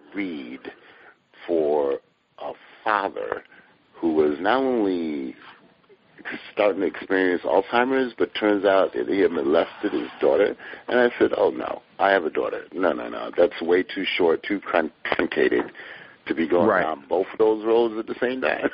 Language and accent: English; Hartford, Connecticut, United States; I grew up in Hartford, Connecticut